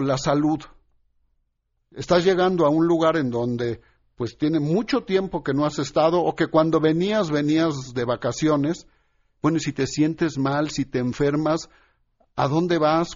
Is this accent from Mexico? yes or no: yes; Mexico; todos somos mexicanos